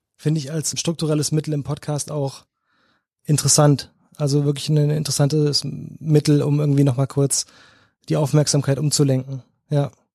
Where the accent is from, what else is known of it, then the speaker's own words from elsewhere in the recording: North Rhine-Westphalia, Germany; moved away as an adult; now in Cologne, Germany; ich bin groß geworden am Niederrhein, so 20 Minuten von Duisburg.